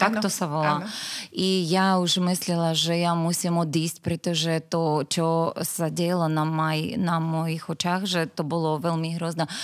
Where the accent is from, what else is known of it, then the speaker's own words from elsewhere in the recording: Dnipro, Dnipropetrovsk Oblast, Ukraine; Slovak is a second language; moved away as an adult; now in Slovakia; som Ukrajinka, e, bývala som v meste Dnipro